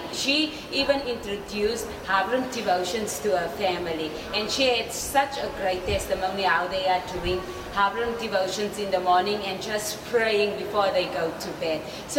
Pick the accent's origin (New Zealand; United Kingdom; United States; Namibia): Namibia; moved away as an adult; now in Ghana; I'm from Namibia.